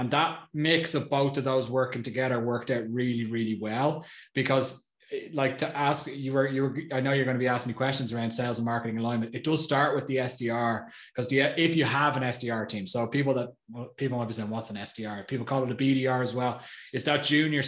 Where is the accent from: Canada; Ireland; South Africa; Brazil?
Ireland; now in Austria; I'm Irish, live in Austria